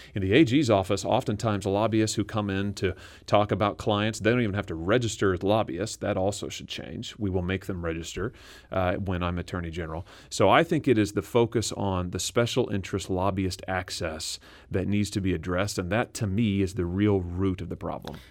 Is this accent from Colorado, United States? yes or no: no; Lexington, Missouri, United States; I'm a Missouri boy. I grew up in Lexington, Missouri.